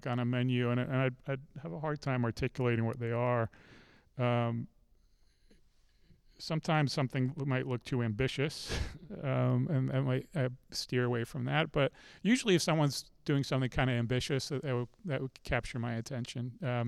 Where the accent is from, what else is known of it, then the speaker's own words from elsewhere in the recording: England, United Kingdom; now in Charlottesville, United States; I'm from, I was born in England.